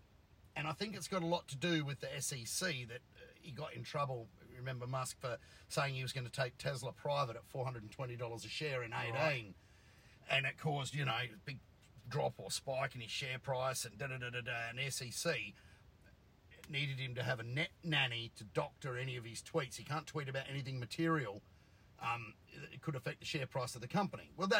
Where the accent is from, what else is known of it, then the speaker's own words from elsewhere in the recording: Australia; I'm an Aussie.